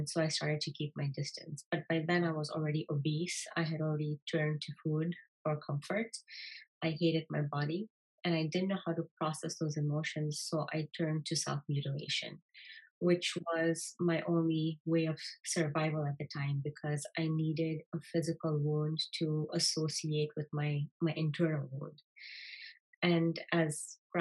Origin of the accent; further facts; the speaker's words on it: Kenya; I was born and raised in Kenya in a normal Indian